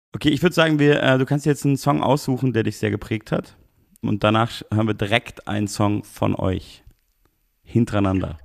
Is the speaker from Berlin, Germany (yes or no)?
no; Munich, Bavaria, Germany; die ja auch meine Heimatstadt ist.